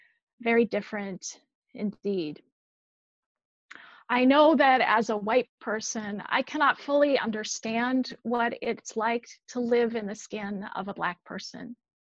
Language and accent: English; Minneapolis, Minnesota, United States; now in Williamsburg, United States; I grew up in Minneapolis, just a few blocks away from St. Louis Park, where George Floyd lived.